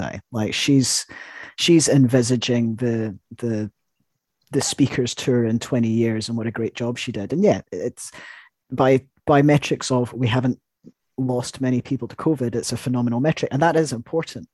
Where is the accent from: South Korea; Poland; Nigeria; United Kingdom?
United Kingdom; I'm, I'm British